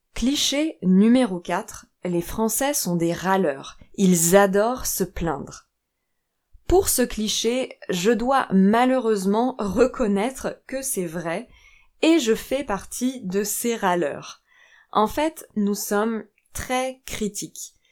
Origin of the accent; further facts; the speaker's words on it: France; Je suis française